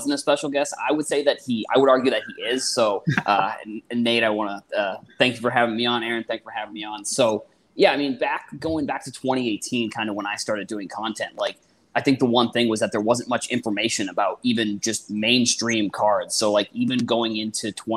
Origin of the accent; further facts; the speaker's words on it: Boston, Massachusetts, United States; so I'm originally from – well, I am from Boston